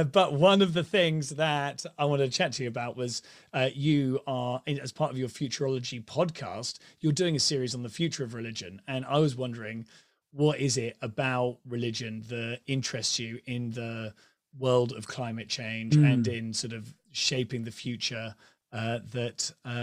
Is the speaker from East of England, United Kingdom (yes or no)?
yes; Ipswich, East of England, United Kingdom; born there; I was born in Ipswich.